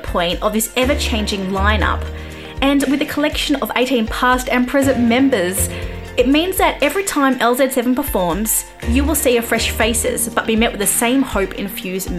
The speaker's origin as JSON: {"language": "English", "country": "Australia", "said": "I'm Australian"}